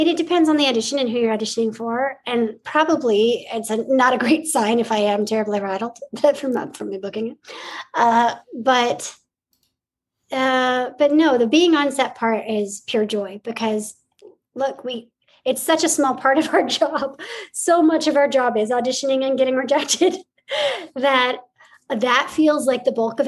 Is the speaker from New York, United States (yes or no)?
no; Montana, United States; I was born in Montana